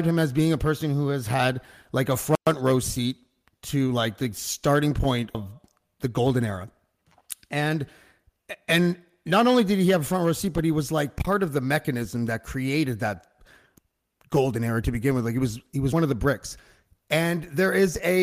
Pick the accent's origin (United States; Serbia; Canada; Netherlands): Canada; I'm from Canada. I'm obviously a white dude, and like the suburbs